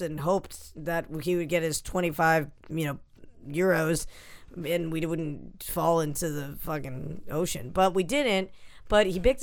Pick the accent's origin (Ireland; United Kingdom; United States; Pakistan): United States; New England; now in New York, United States; I'm from New England